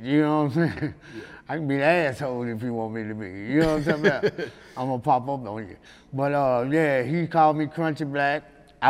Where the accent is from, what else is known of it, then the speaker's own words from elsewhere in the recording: Memphis, Tennessee, United States; I was from South Memphis, but I was staying in North Memphis